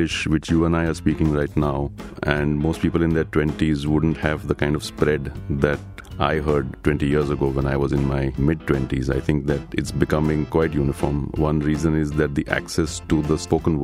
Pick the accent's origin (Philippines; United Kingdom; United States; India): India; Mumbai, Maharashtra; I was growing up in Bombay in the 70s and 80s